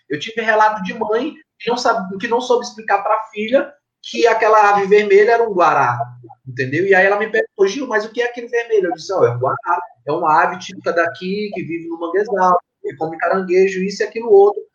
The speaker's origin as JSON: {"language": "Portuguese", "town": "Tuntum", "region": "Maranhão", "country": "Brazil", "tie": "born or raised there", "also_born_or_lived": "Tucuruí, Pará", "lives_now": "São Luís, Brazil", "said": "Eu fui criado na cidade de Tuntum, no Maranhão"}